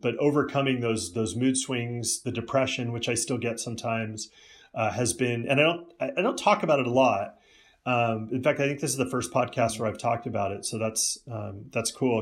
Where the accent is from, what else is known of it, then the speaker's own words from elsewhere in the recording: Silicon Valley, California, United States; I grew up in the Silicon Valley. My family moved out here when I was four years old